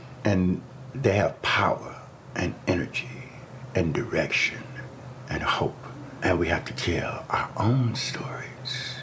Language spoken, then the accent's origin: English; Chicago, Illinois, United States; moved away as an adult; now in Detroit, United States; Born and raised in Chicago, Southside, Blackstone